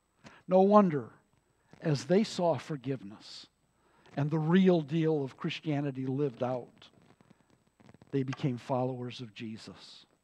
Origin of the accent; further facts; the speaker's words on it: Detroit, Michigan, United States; moved away; I've told you I'm from Detroit